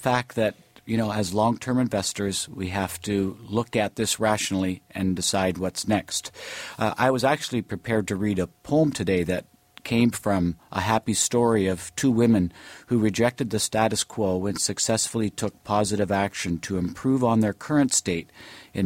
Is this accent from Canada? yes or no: yes; Hamilton, Ontario, Canada; now in Toronto, Canada; I grew up in Hamilton